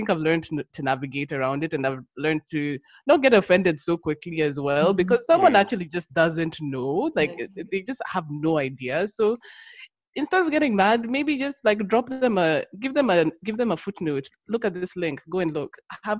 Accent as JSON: {"language": "English", "country": "Kenya", "moved": "yes", "lives_now": "United Kingdom", "said": "because I came from Kenya, everyone was black, so it's only like I came to the UK and then you become black. In Kenya, you're just like everyone's just a Kenyan, you're just a person."}